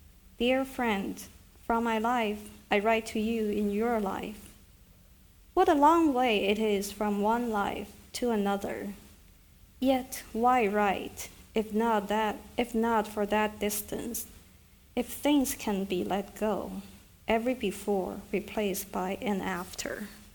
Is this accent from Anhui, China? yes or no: no; Beijing, China; And so when I grew up, one is China was so crowded, you know, it was just, Beijing was just, everywhere you turn, there would b